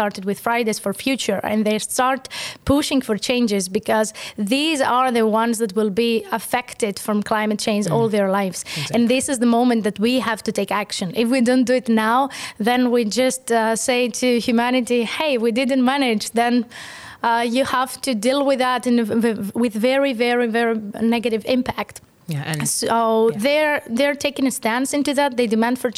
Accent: Greece; now in Estonia; I'm from Greece

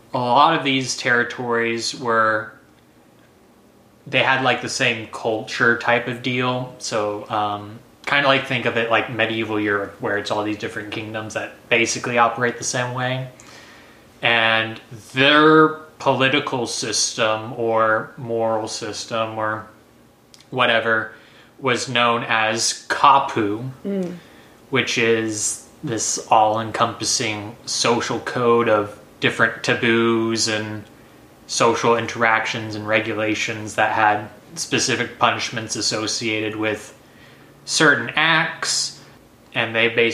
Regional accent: Texas, United States; I'm too many generations of Texan

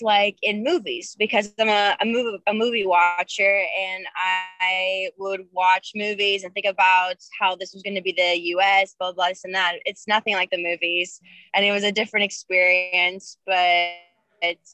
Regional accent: Greece; moved away as an adult; now in United States; I came in as the foreigner, even though I'm part American. And, but yeah, it was a hard process, but I do not regret it. I'm very, very proud to be a Greek American.

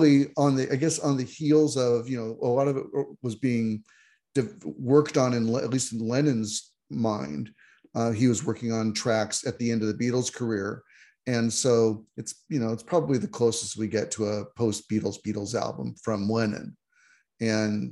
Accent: Seattle, Washington, United States; moved away as an adult; now in Toronto, Canada; I'm an American, moved to Canada a little over a decade ago. I'm now a dual citizen, but anyway, grew up in the Seattle area.

